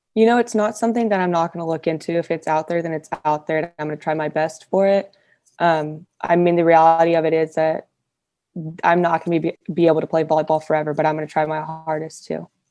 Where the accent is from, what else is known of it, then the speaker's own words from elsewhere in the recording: Fresno, California, United States; I'm from Fresno